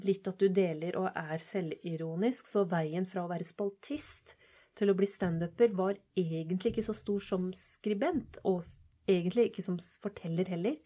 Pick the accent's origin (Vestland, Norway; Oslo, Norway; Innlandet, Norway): Oslo, Norway; jeg vokste opp på Holmlia